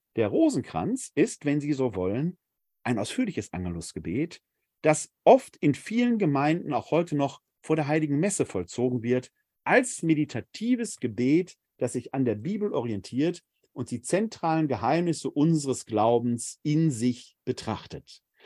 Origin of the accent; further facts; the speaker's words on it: Essen, North Rhine-Westphalia, Germany; Essen, meine Heimatstadt